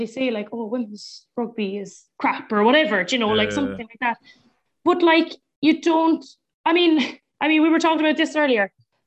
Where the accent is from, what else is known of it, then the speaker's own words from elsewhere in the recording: Munster, Ireland; moved away; also born or lived in Mallow; I used to tell them I was from Munster